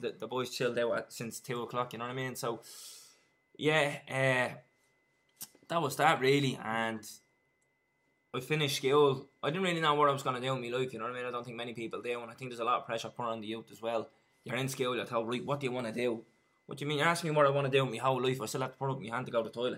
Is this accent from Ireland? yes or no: yes; Dublin, Leinster, Ireland; I grew up in town just off Sean McDermott Street down in Lord's Flats